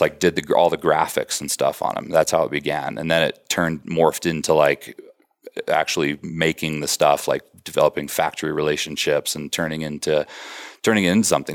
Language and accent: English; Colorado, United States; moved away as an adult; also born or lived in Wisconsin; I grew up in Colorado